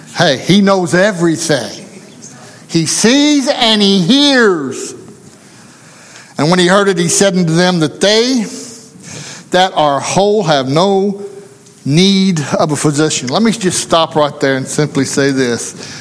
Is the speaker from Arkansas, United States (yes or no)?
yes; Arkansas, United States; didn't matter to him that I come from Arkansas. Didn't matter that I come from the country